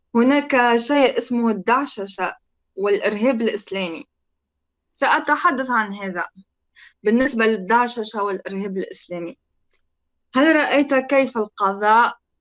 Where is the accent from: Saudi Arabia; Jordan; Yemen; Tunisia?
Tunisia; moved away as an adult; انا تونسيه